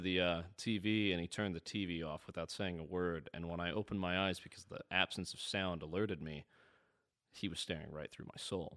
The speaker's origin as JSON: {"language": "English", "region": "Midwest", "country": "United States", "tie": "born or raised there", "said": "I grew up in the Midwest"}